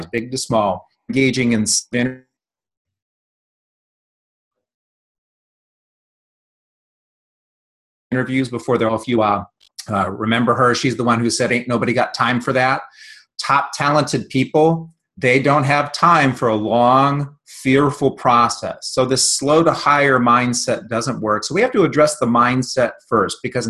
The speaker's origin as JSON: {"language": "English", "region": "Northeast Ohio", "country": "United States", "tie": "born or raised there", "said": "I grew up in Northeast Ohio"}